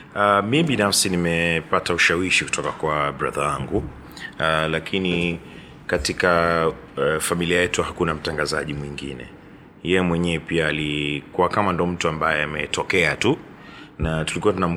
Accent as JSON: {"language": "Swahili", "region": "Dar es Salaam", "country": "Tanzania", "tie": "born or raised there", "said": "dar es salaam tu nimeishi imezaliwa hapa nimeishi maisha yangu yote"}